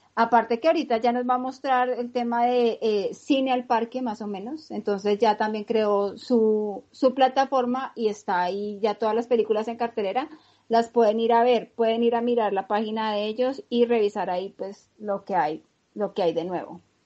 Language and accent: Spanish; Colombia; nosotros como colombianos